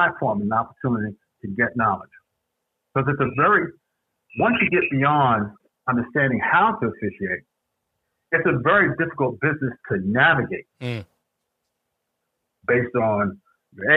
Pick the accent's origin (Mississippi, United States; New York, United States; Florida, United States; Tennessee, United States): New York, United States; New York City; I grew up in Woodside, Queens, a proud alumni of the New York City Housing Authority